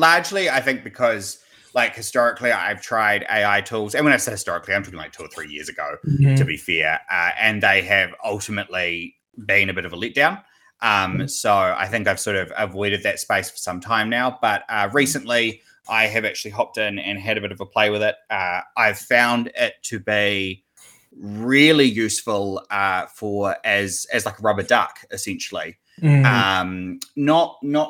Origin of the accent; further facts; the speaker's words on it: New Zealand; I'm a developer from New Zealand